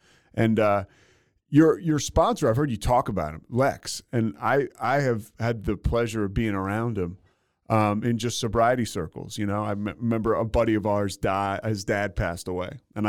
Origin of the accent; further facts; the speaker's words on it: Philadelphia, Pennsylvania, United States; I grew up in Philly